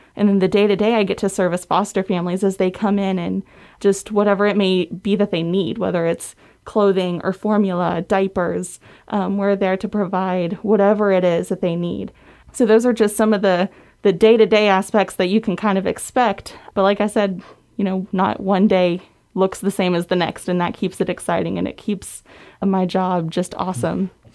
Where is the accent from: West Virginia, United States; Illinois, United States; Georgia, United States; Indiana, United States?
West Virginia, United States; moved away as an adult; I came from West Virginia, born and raised, lived there all my life